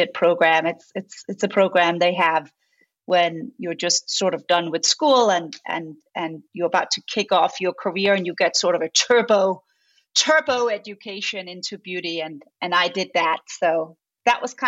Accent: Denmark; moved away as an adult; now in United States; I grew up in Scandinavia. I grew up in Denmark.

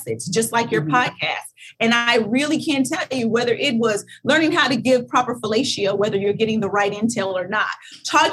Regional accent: Kentucky, United States; I'm from Kentucky.

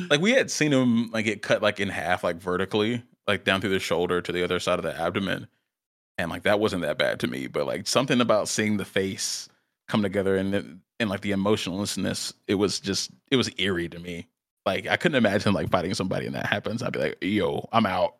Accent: South Carolina, United States; still in South Carolina, uh, my home state

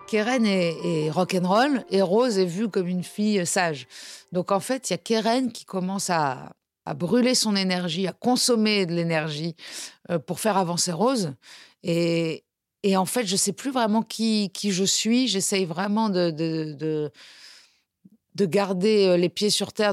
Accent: Nice, Provence-Alpes-Côte d'Azur, France; on est niçois

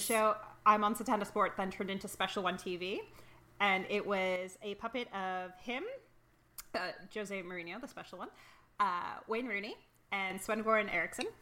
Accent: Toronto, Ontario, Canada; I was born and raised in Toronto

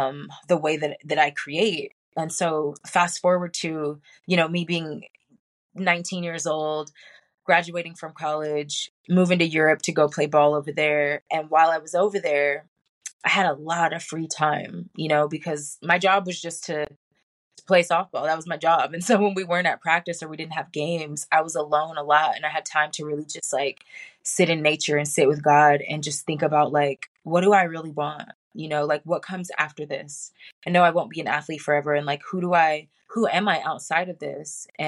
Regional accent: Hawaii, United States; I was born in Hawaii, a military brat. We didn't move a whole lot when I was younger

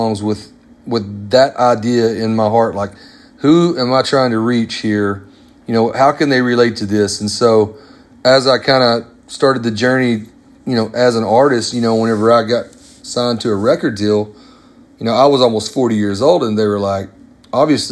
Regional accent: Arkansas, United States; I grew up in Arkansas, about an hour from where … was born

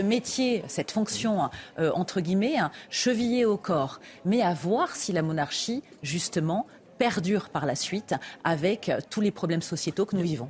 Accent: France; nous en tant que Français

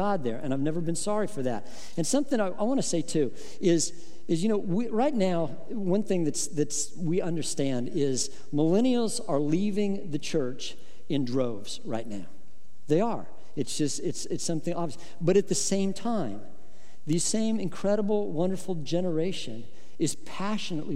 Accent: Midwest, United States; I grew up in the Midwest

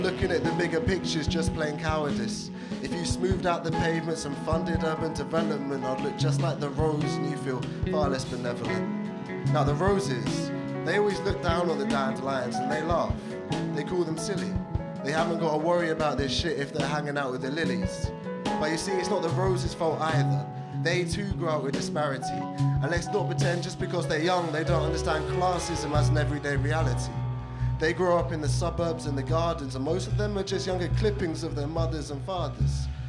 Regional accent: TN3, South East England, United Kingdom; moved away; I grew up in a small town by the sea

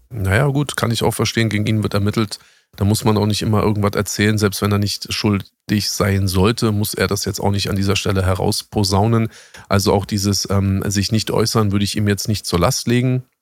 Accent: Berlin, Germany; bei uns in Berlin

